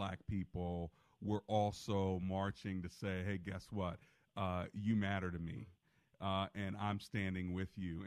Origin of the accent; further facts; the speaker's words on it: Hyattsville, Maryland, United States; also born or lived in Beltsville, Maryland; I grew up in Hyattsville for the first 10 years of my life